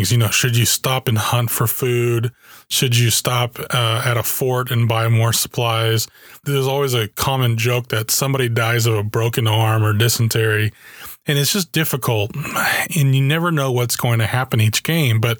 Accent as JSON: {"language": "English", "country": "Germany", "tie": "born or raised there", "said": "When I was a kid, I grew up in Germany. My dad was in the army and uh, this was in the early 80s"}